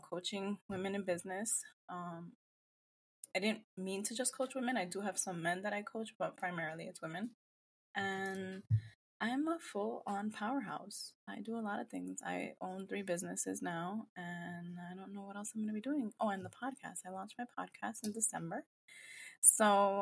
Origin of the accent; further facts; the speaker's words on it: New York, United States; now in New Jersey, United States; I come from Dominican family heritage. Born and raised, not raised in New York, but like a lot of my history is in New York, but I've been in Jersey for years